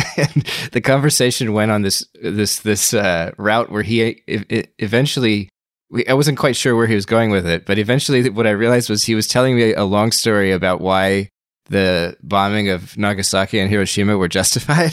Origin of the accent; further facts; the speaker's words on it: United States; As an American who studies Russia